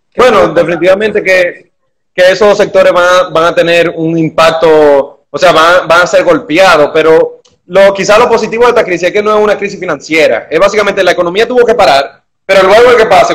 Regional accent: Dominican Republic

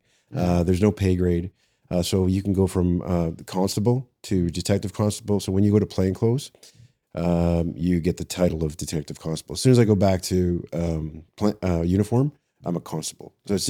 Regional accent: London, Ontario, Canada; now in Toronto, Canada; I was born and raised in London. I spent some time in the correctional system there with young offenders and then with adults. And then I actually applied to Toronto and they hired me.

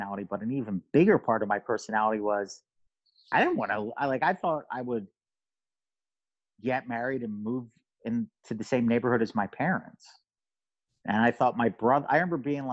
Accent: Philadelphia, Pennsylvania, United States; moved away as an adult; I thought I did everything I could possibly do in my hometown

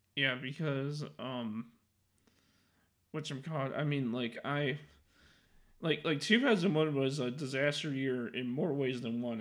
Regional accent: Chicago, Illinois, United States; I'm from Chicago

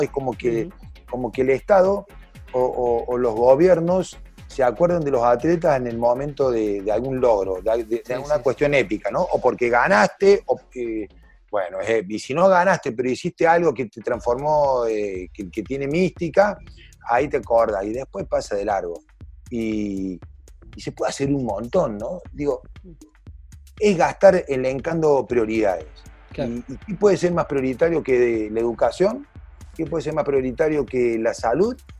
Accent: Córdoba, Argentina; yo soy cordobés

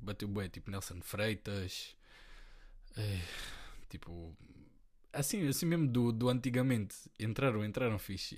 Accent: Portugal; eu nasci aqui

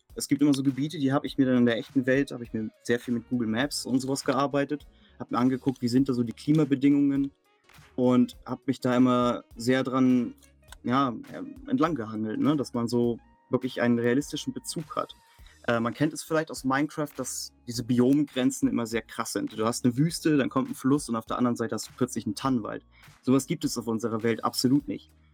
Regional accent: near Lübeck, Schleswig-Holstein, Germany; moved away; Ich komme ja aus dem Norden Deutschlands, in der Nähe von Lübeck

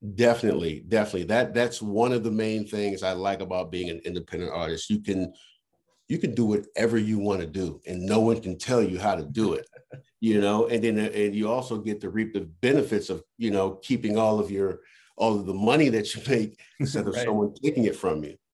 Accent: Washington, District of Columbia, United States; also born or lived in Virginia / Maryland; I'm actually from the Washington D.C. area. Uh, I consider myself a, a true Washingtonian. Um, I mean, I've I've moved all over through the DMV, Virginia, Maryland, but DC's always been my home.

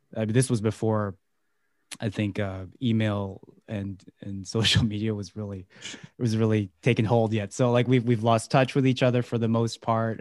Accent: Vancouver, British Columbia, Canada; born and raised in Vancouver

